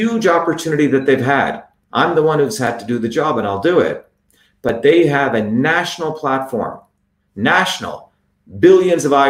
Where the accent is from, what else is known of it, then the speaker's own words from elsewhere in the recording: New Jersey, United States; now in Massachusetts, United States; I grew up in New Jersey